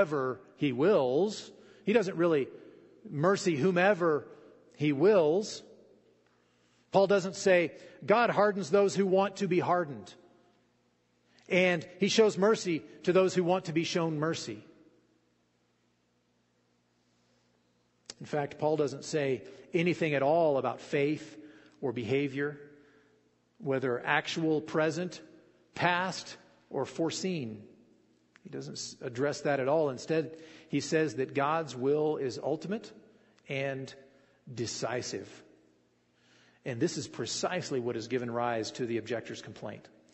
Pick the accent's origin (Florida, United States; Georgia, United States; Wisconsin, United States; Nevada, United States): Nevada, United States; Fallon; I grew up here in Fallon.